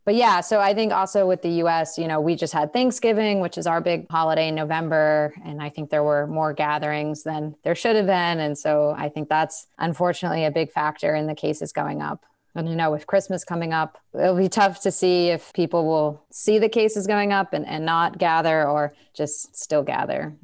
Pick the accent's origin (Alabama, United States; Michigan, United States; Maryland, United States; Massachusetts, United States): Massachusetts, United States; In, in my home state of Massachusetts, where I am right now